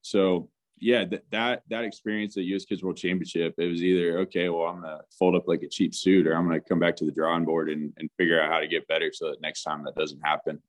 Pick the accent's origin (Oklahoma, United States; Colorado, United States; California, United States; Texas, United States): Oklahoma, United States; Tulsa; my background growing up in Tulsa, Oklahoma